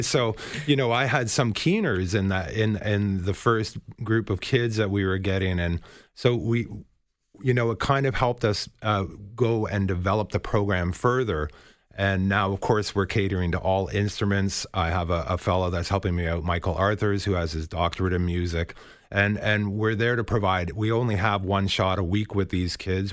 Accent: Toronto, Ontario, Canada; we're both kids from Scarborough

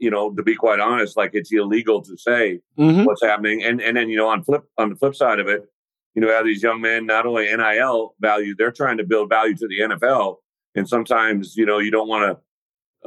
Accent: Illinois, United States; moved away as an adult; also born or lived in Wisconsin / Arkansas; And then to be here in Illinois, in my home state, this is where I grew up, right? I played Illinois high school football.

